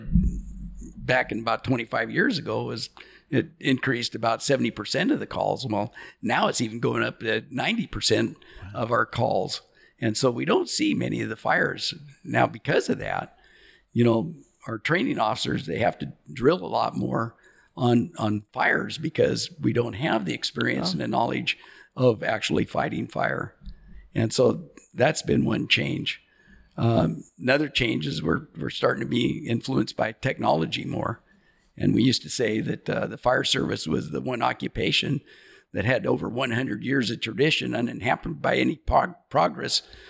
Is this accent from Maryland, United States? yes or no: no; Astoria, Oregon, United States; we call it Native Born Astorians. And so there's not many of us in our class that has graduated and stayed here